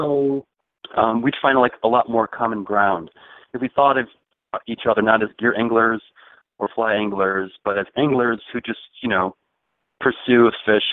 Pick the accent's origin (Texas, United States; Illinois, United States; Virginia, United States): Illinois, United States; Chicago; I grew up in Chicago